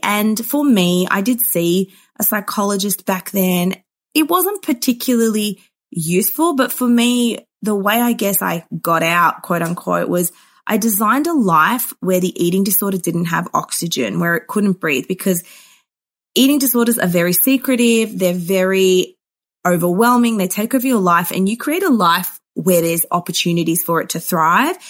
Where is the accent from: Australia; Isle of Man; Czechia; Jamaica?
Australia; Melbourne, Victoria; I grew up in Melbourne, Australia